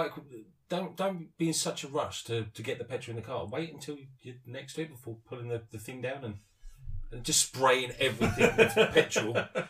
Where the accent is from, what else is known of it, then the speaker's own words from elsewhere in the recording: England, United Kingdom; I'm English